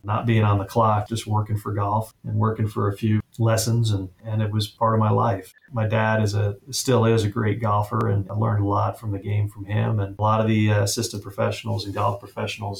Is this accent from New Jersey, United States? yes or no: yes; New Jersey, United States; moved away as an adult; now in Las Vegas, United States; I'm from New Jersey, Northeast guy, used to the change of seasons, and came out here